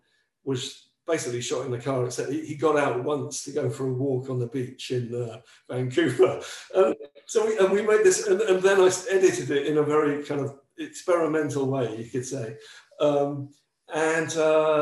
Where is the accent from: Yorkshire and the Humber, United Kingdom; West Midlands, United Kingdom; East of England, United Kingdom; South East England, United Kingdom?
South East England, United Kingdom; Wootton; moved away as an adult; also born or lived in Lancashire, England; now in United States; I'm from the north of England, I'm from Lancashire